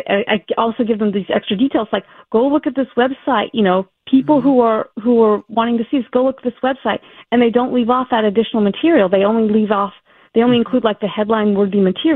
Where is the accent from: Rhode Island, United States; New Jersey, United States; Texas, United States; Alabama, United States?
Alabama, United States; moved away; also born or lived in Massachusetts / California; We moved to Alabama. I grew up there.